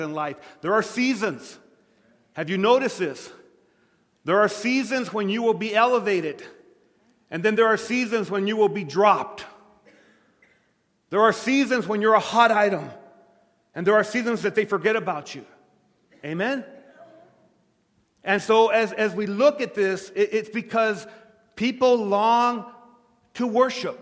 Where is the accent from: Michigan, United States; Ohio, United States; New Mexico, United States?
New Mexico, United States; Lordsburg; moved away; my hometown